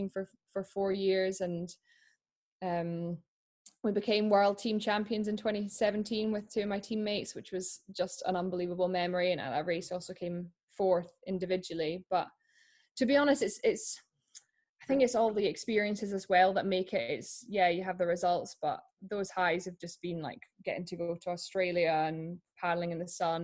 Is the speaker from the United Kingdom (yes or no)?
yes; around Loch Leven, Scotland, United Kingdom; I'm from Loch Leven, well, around Loch Leven in Scotland. I grew up here